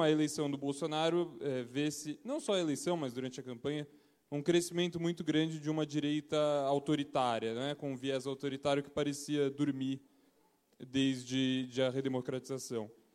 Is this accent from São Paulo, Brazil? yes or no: yes; São Paulo, Brazil; sou de São Paulo e estudo é, direito aqui na faculdade